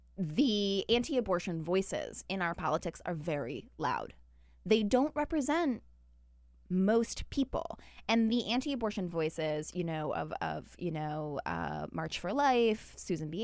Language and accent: English; Utah, United States; now in Washington, D.C., United States; Even Utah. Yeah, even my home state.